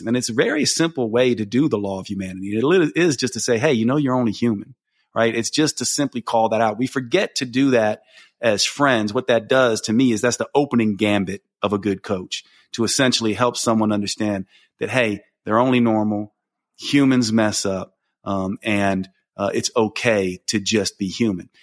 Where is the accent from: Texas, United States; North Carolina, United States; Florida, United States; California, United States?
North Carolina, United States; Asheville; my hometown of Asheville